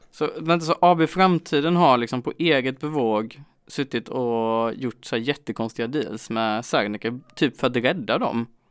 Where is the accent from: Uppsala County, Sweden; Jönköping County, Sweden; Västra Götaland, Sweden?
Jönköping County, Sweden; Jönköping; Jag är ändå från Jönköping